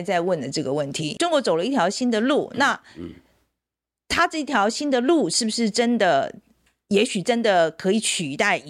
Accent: Taiwan; 但是对我们台湾人来讲，棒球是我们的国球啊，所以我们在看的时候，我们看得很细腻呀、啊。

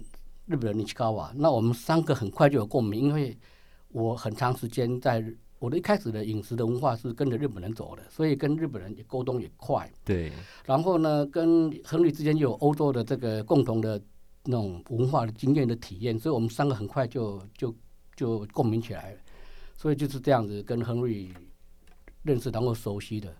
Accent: Taiwan; 我们台湾人出到国外去，我们的胃还是台湾的胃

